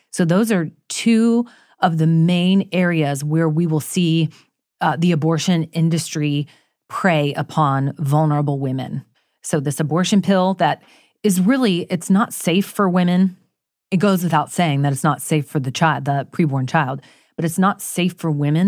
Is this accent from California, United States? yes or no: no; Florida, United States; I grew up in Florida.